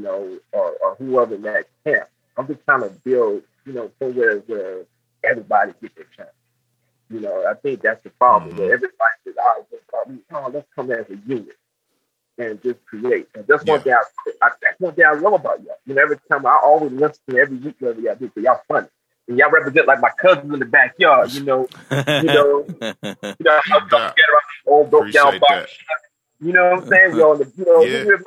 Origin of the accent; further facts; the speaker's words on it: United States; also born or lived in Augusta / the South; I'm just a little cat from North Carolina